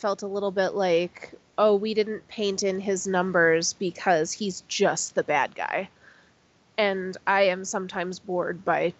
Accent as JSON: {"language": "English", "town": "Chicago", "region": "Illinois", "country": "United States", "said": "I am from Chicago"}